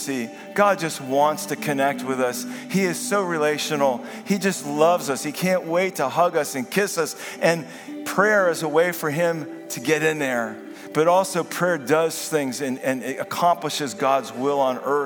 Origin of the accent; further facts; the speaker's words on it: Vineland, New Jersey, United States; over South Jersey, over Vineland, my hometown, New Jersey